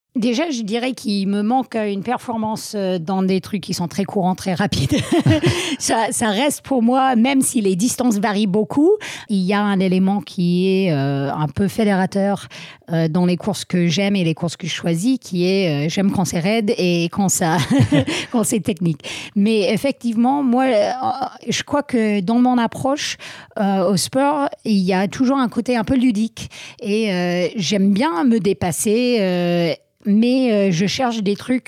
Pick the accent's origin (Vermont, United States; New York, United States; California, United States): Vermont, United States; born or raised there; French is a second language; moved away as an adult; also born or lived in Grenoble, France; now in France